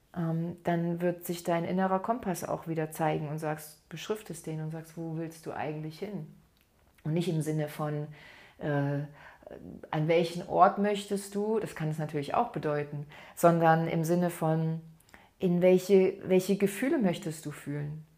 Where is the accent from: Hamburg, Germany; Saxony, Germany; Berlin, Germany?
Saxony, Germany; bei uns in Sachsen